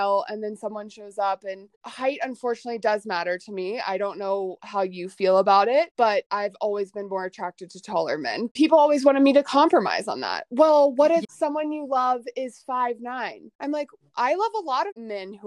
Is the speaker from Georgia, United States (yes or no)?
yes; Atlanta, Georgia, United States; moved away as an adult; also born or lived in Dallas, Texas; I was born and raised in Atlanta, Georgia, and went to SMU in Dallas for college